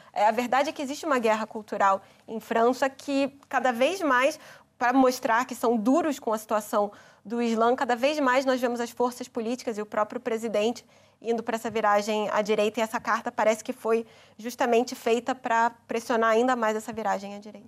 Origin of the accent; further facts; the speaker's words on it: Brazil; como brasileira